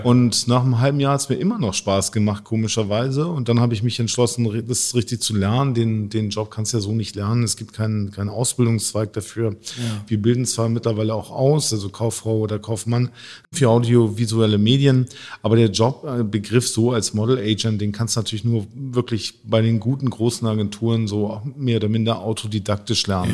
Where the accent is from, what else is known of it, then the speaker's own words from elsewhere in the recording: Hamburg, Germany; Ich bin hier aufgewachsen und äh, bin zwar halb Italiener, halb Finne